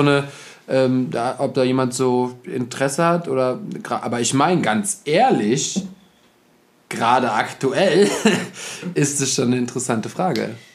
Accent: Germany; wir in Deutschland

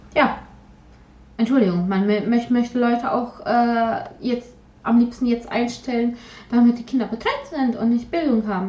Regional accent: Silesian Voivodeship, Poland; first language Polish; German is a second language; now in Germany; ich aus ehemaligen deutschen Gebiet kommen

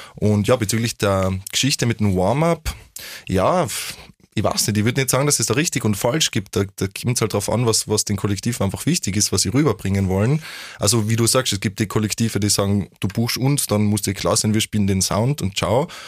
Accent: Vienna, Austria; bei uns in Wien

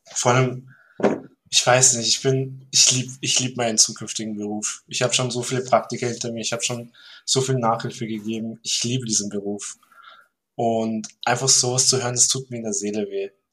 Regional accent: Vorarlberg, Austria; ich bin aus Vorarlberg.

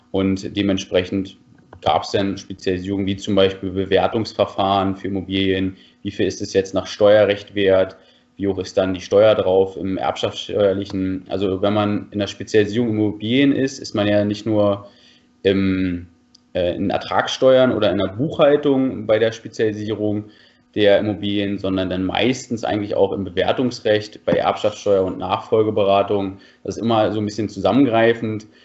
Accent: Falkensee, Brandenburg, Germany; now in Berlin, Germany; gut, ich bin im Haus aufgewachsen, also ich bin jetzt kein Stadtkind gewesen, komme ursprünglich aus Falkensee, bin dann aber als junger Mensch nach Berlin gezogen, wo es ja die meisten jungen Menschen hinzieht.

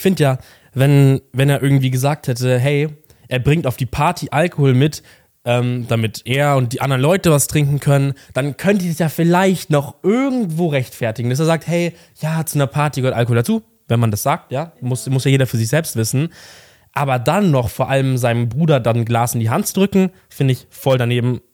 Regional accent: near Munich, Bavaria, Germany; ich komme auch aus der Nähe von München

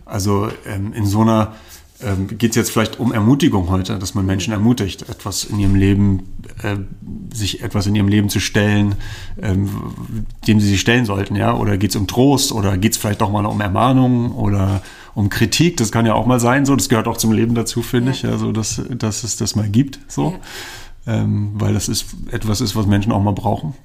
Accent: Berlin, Germany; now in Zürich, Switzerland; ich komme ja ursprünglich aus Berlin

